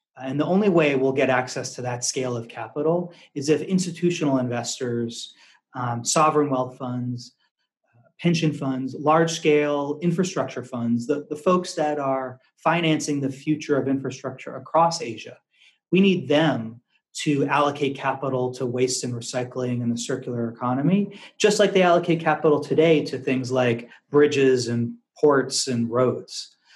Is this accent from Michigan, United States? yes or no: no; outside of Boston, Massachusetts, United States; also born or lived in Washington D.C. / San Francisco, California / Louisville, Kentucky / Arkansas; now in Singapore; I grew up in Massachusetts, outside of Boston